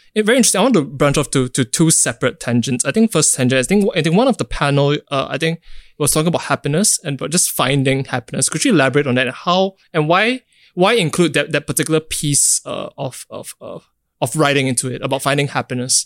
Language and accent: English; Singapore; growing up in Singapore myself